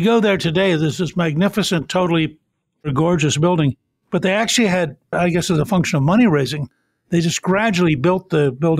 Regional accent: Hummelstown, Pennsylvania, United States; I grew up in Hummelstown, which is 3 miles from Hershey

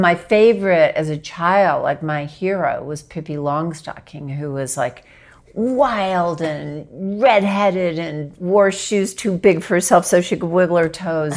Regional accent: Arkansas, United States; I grew up in Arkansas

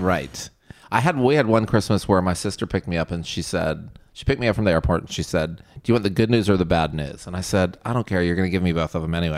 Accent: Virginia, United States; I'm from Virginia, so it's like a north, south

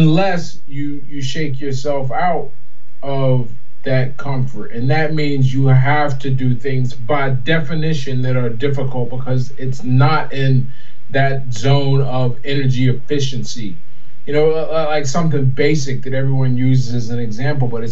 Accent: Pittsburgh, Pennsylvania, United States; I was born in Pittsburgh, PA, grew up there

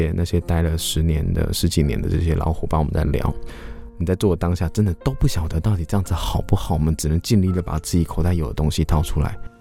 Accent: Taitung County, Taiwan; 我在这边长大

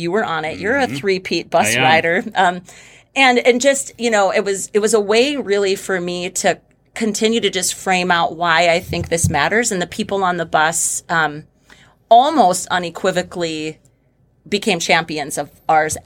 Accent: Oakes, North Dakota, United States; also born or lived in Fargo, North Dakota; moving back to Oaks, which is my hometown

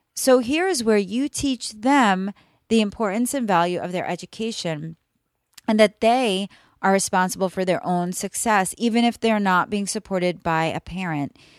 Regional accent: New York, United States; now in Florida, United States; I currently live in Florida, but I was raised in New York

